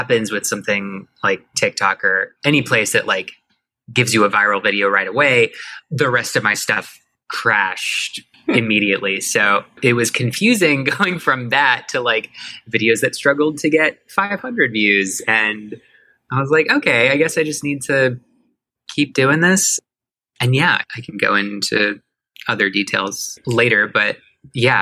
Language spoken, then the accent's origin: English; Miami, Florida, United States; moved away as an adult; now in Atlanta, United States; I grew up in Miami, which is where I started everything